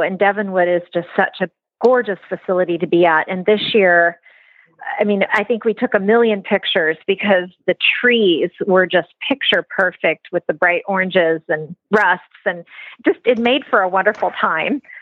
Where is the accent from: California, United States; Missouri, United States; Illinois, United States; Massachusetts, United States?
Missouri, United States; now in Oregon, United States; my parents' place where I grew up in Missouri